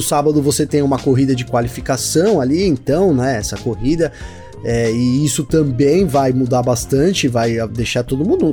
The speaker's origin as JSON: {"language": "Portuguese", "country": "Brazil", "said": "nós brasileiros"}